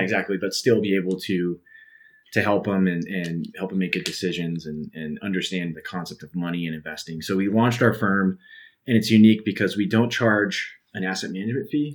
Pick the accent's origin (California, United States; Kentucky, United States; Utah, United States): Utah, United States; Salt Lake City; now in Idaho, United States; I grew up in Salt Lake City